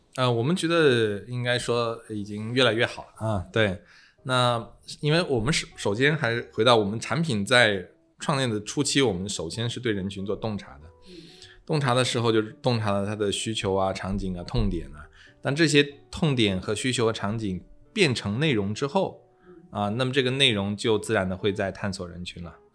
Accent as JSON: {"language": "Chinese", "country": "China", "said": "我们中国人"}